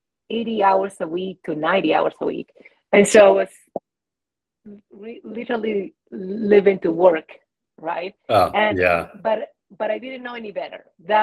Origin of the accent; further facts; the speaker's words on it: Peru; now in United States; So I have been in the States for 21, almost 22 years. And in that journey, I came from Peru, to forge a different life. And I was working in the mountains here in Colorado and corporate, right?